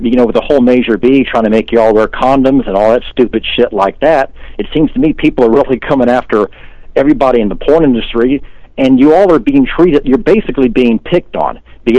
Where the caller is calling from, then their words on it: Tampa, Florida, United States; in Tampa, Florida.